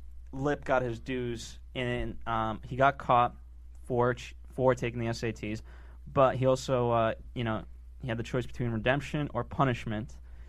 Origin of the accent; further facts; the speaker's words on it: Connecticut, United States; I grew up in Connecticut.